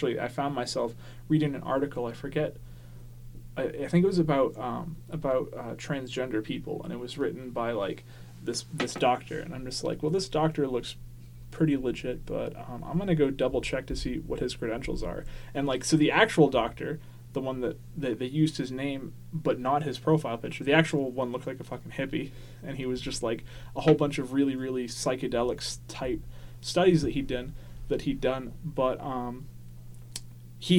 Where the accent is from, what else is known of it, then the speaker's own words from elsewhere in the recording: Maine, United States; also born or lived in Tacoma, Washington / Tennessee / Texas; I grew up in Maine from 6 on, so it's 22 years in Maine.